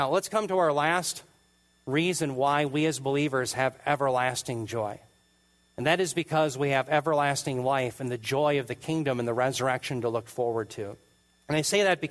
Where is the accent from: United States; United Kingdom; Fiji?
United States; as an American